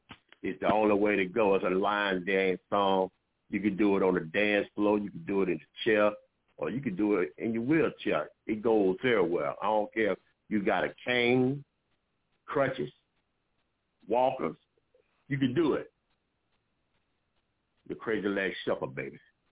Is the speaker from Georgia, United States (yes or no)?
yes; Augusta, Georgia, United States; now in Durham, United States; Law Entertainment Group recording artist. Yo, I'm from Augusta, Georgia.